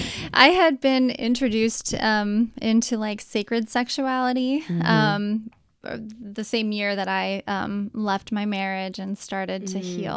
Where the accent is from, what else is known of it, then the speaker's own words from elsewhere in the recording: Cincinnati, Ohio, United States; I'm conservative, I'm from Cincinnati west side